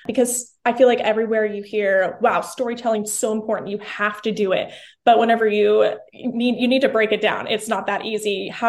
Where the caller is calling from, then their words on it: Tulsa, Oklahoma, United States; I am here in Tulsa, Oklahoma, the biggest tourist spot, you know, in the USA.